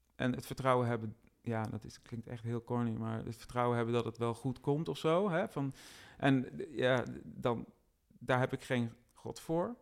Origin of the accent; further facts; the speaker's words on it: Roosendaal, North Brabant, Netherlands; Ik ben al wel geboren en getogen in Roosendaal, nota bene, het rijkste dorp van Nederland zo'n beetje.